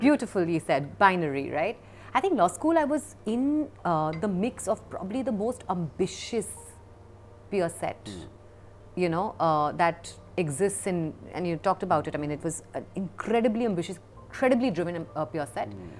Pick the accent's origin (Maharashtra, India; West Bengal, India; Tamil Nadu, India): West Bengal, India; Kolkata; moved away; we grew up in in Calcutta for the most part, and lived across multiple